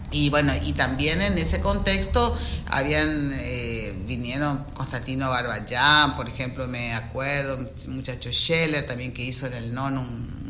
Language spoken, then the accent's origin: Spanish; Buenos Aires, Argentina; born or raised there; moved away as an adult; now in Goya, Argentina